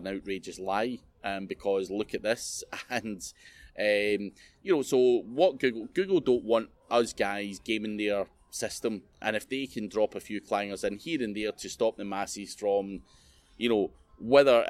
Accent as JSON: {"language": "English", "region": "Scotland", "country": "United Kingdom", "said": "being Scottish"}